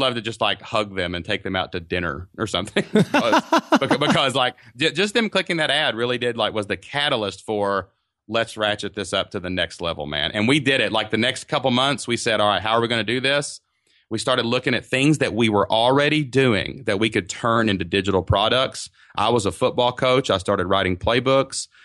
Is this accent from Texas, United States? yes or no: no; southeast Kentucky, United States; We live in a small town in southeast Kentucky, down kind of by the mountains. So, but it's actually my hometown